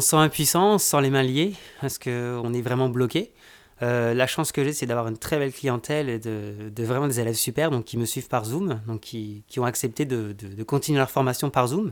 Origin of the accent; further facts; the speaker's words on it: France; moved away as an adult; now in Quebec, Canada; je suis originaire de France. ça va faire maintenant presque 20 ans que je suis, que je suis au Canada, au Québec